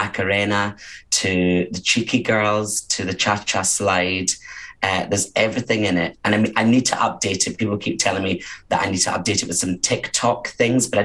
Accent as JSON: {"language": "English", "town": "Glasgow", "region": "Scotland", "country": "United Kingdom", "moved": "yes", "said": "I'm originally from the south side of Glasgow"}